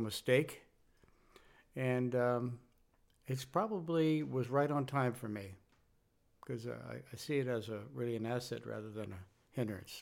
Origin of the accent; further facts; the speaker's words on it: San Francisco, California, United States; I'm from California. In my childhood was California, Northern California, San Francisco area.